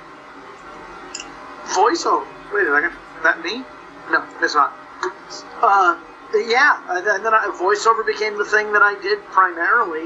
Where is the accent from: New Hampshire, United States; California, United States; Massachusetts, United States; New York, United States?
California, United States; Los Angeles; accent: surf speak; I grew up in the San Fernando Valleys, you know, I mean, it's sort of the home of surf